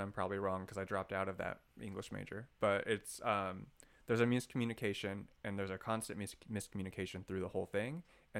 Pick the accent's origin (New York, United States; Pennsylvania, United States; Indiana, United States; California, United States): California, United States; Garden Grove; I'm from Garden Grove